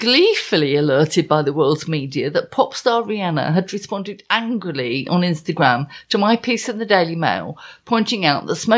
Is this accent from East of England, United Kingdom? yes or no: yes; Essex, East of England, United Kingdom; I am English. I'm from Essex.